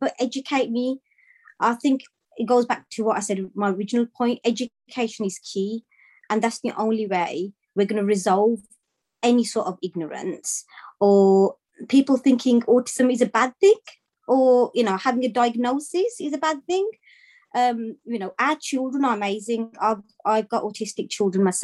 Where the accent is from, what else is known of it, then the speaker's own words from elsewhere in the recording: Birmingham, West Midlands, United Kingdom; now in Solihull, United Kingdom; I'm originally from Birmingham myself